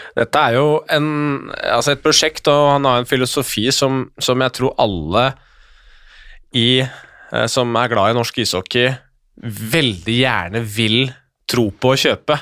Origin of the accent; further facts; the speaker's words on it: Skjetten, Akershus, Norway; jeg er fra Skjetten